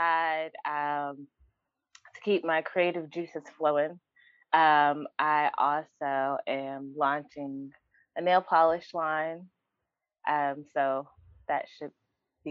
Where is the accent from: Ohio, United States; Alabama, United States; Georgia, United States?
Georgia, United States; Atlanta; moved away as an adult; now in New York, United States; I am originally from Atlanta, Georgia.